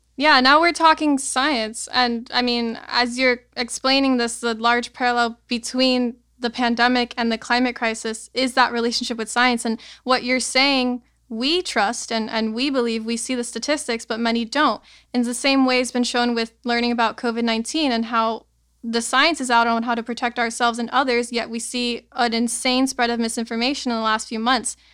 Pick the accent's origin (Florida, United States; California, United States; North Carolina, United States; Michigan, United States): Florida, United States; Miami; growing up in Miami in such a strange place